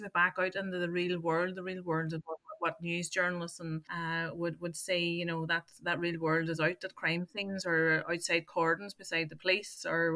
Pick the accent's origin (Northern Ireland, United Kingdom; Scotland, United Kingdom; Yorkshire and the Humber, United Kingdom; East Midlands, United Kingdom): Northern Ireland, United Kingdom; I grew up in Northern Ireland, I was born into the Troubles